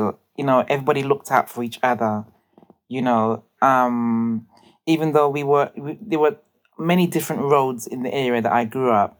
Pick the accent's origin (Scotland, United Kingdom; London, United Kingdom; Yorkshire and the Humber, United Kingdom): London, United Kingdom; I grew up in Brixton. I was born in an area, well, in central Brixton actually